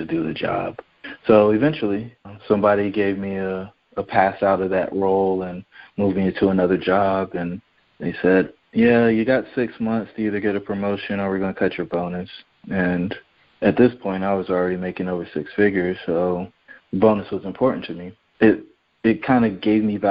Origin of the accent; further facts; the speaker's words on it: Fayetteville, North Carolina, United States; moved away as an adult; also born or lived in Virginia; I grew up in Fayetteville, North Carolina, the son of a soldier and a stay-at-home mom